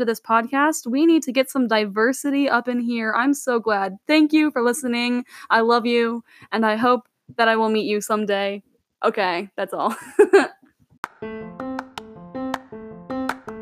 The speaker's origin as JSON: {"language": "English", "town": "St. Louis", "region": "Missouri", "country": "United States", "said": "I'm from St. Louis."}